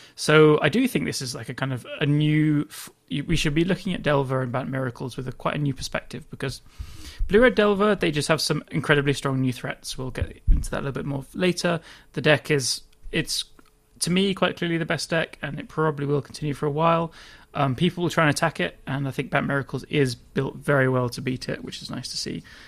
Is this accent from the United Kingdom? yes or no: yes; England, United Kingdom; I'm English